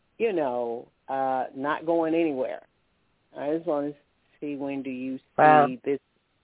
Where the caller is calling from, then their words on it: Alabama, United States; I'm calling from Alabama.